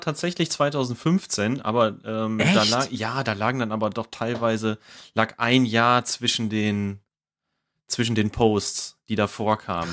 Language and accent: German; Ruhr area, North Rhine-Westphalia, Germany; ich komme aus dem Ruhrgebiet und ne, größtes Ballungsgebiet Deutschlands